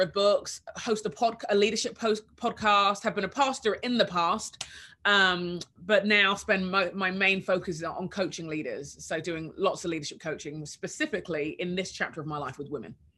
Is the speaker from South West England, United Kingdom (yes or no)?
no; London, United Kingdom; moved away as an adult; now in United States; I was born in London in the 70s